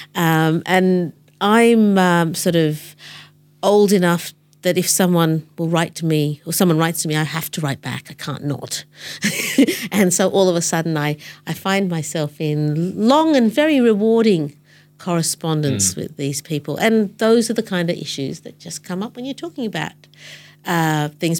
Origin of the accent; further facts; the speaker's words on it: Australia; I'm brown. And I grew up in Australia